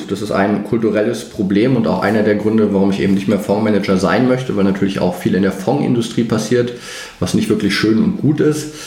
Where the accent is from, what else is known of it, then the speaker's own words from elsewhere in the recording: Greifswald, Mecklenburg-Vorpommern, Germany; habe dann natürlich auch BWL studiert. Erst in meiner Heimatstadt in Greifswald, habe dann gemerkt, naja, das ist jetzt nicht so der Finanzschwerpunkt von Deutschland. Bin dann nach Mannheim an die Universität gegangen